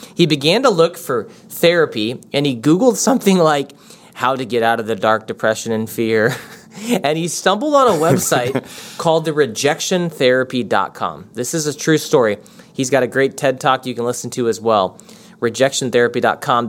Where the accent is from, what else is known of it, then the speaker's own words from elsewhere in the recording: United States; we're from America